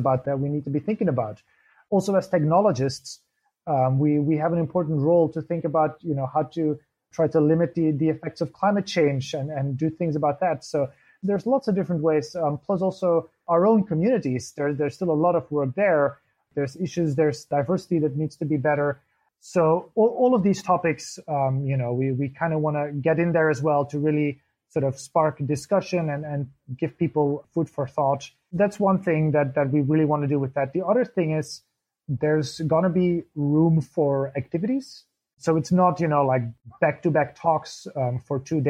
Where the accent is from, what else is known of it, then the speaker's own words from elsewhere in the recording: Belgium; moved away as an adult; now in Berlin, Germany; I'm from Belgium originally, but I've been based in Berlin for 6-7 years.